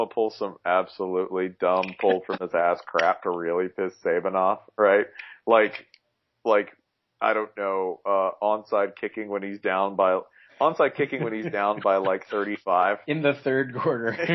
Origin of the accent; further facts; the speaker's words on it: Georgia, United States; Jason, you won't understand. I'm from Georgia. I'm from Georgia.